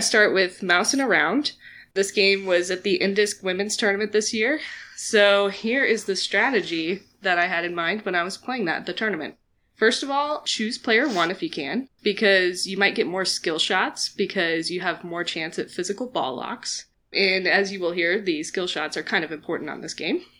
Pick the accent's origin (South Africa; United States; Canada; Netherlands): United States; Kansas City; I'm from Kansas City